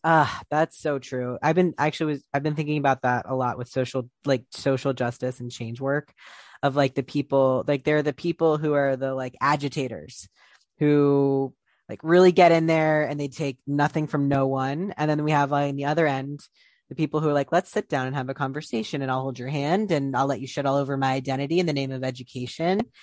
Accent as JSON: {"language": "English", "region": "Ohio", "country": "United States", "said": "I'm from Ohio"}